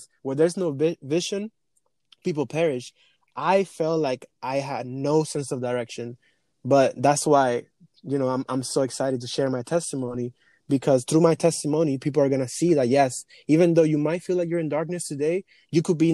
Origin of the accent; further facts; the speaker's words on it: Dominican Republic; English is a second language; also born or lived in Europe; now in New York, United States; I was born and raised in the Dominican Republic. I came to this country 10 years ago, 2010